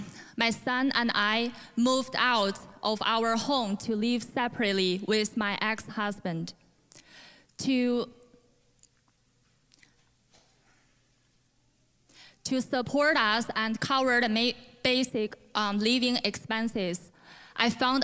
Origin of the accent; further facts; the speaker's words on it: China; English is a second language; moved away as an adult; now in Canada; I was born in China, but moved to Canada in 2015